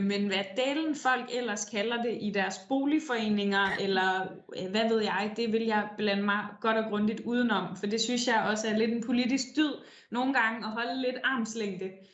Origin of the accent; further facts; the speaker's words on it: Denmark; now in Copenhagen, Denmark; der kom en flygtningelejr til den by, jeg voksede op i, og det betyder jo sindssygt meget i sådan en lille